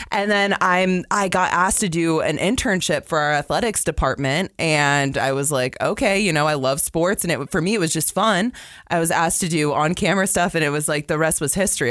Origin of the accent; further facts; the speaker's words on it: West Palm Beach, Florida, United States; moved away as an adult; now in Utah, United States; born and raised in West Palm Beach, Florida